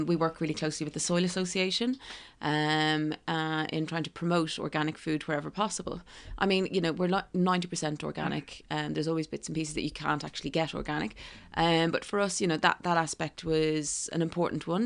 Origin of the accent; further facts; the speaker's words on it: County Kildare, Ireland; moved away as an adult; also born or lived in Dublin / New York, United States; now in London, United Kingdom; I'm from Dublin, um, well, actually Kildare